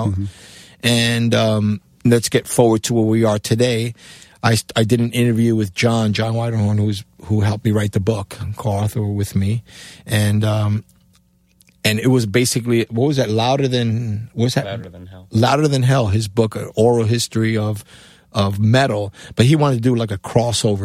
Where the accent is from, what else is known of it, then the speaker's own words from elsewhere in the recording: Cuba; moved away; also born or lived in New York; my accent, being A, coming from Cuba, B, in New York